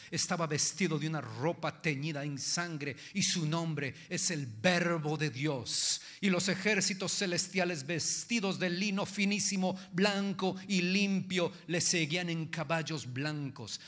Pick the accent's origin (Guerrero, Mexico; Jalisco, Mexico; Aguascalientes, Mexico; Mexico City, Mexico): Jalisco, Mexico; yo soy macho, macho de Jalisco